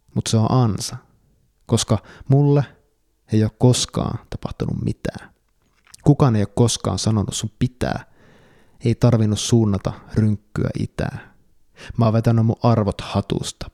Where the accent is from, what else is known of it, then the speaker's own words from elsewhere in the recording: Kuopio, North Savo, Finland; joka olen kasvanut Kuopiossa omakotitalossa